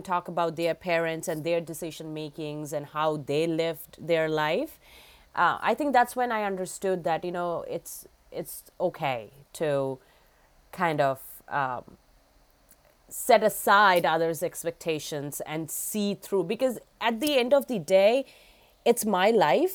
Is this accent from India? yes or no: yes; India; now in Massachusetts, United States; I grew up back in India